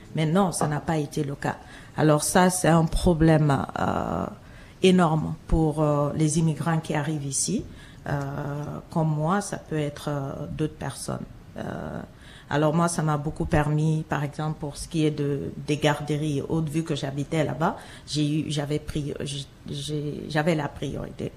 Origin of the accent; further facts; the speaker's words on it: Guinea; moved away as an adult; also born or lived in Montreal; now in Toronto, Canada; Je suis originaire de la Guinée un petit pays de l'Afrique de l'Ouest